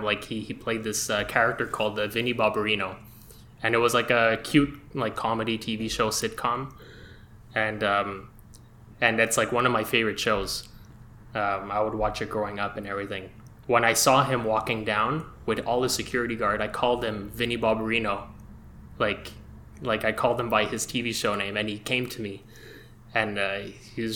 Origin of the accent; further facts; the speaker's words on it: Montreal, Quebec, Canada; I'm from Montreal. I'm a filmmaker from Montreal